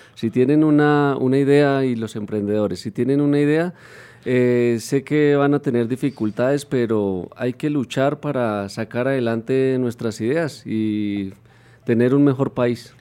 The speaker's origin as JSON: {"language": "Spanish", "town": "Puente Nacional", "region": "Santander", "country": "Colombia", "moved": "yes", "lives_now": "Bogotá, Colombia", "said": "yo soy de Puente Nacional Santander"}